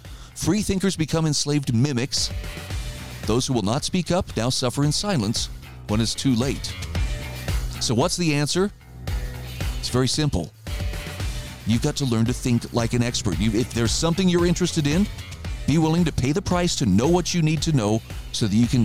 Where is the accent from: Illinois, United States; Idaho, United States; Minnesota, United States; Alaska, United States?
Idaho, United States; It's funny, I saw a headline just yesterday in my home state of Idaho